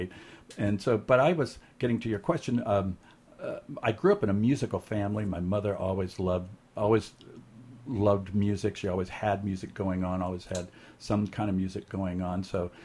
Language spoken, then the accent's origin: English; Pasadena, California, United States; moved away as an adult; now in San Francisco, United States; I'm from Pasadena originally, Southern California. I've moved up to San Francisco in 1988, so I've been here for quite a while. It's my home now. It's always been kind of my home.